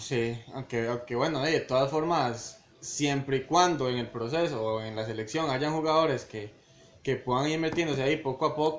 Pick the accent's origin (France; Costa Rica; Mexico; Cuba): Costa Rica; uno como tico